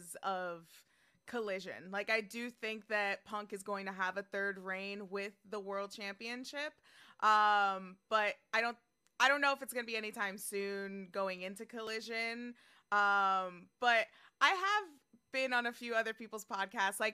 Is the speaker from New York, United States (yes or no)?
yes; New York, United States; I'm from New York